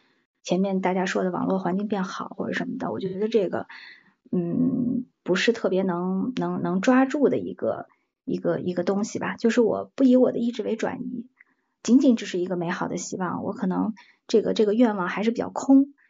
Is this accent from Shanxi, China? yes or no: yes; Taiyuan, Shanxi, China; moved away as an adult; now in Shanghai, China; 我是山西太原人，嗯， {S0} 嗯 {S12} 因为我我我人在上海，就是我在南方吧，很久了，我从十八岁离开家，呃，到现在我在呃南方生活的这个时间吧，比在呃家乡生活的时间还要长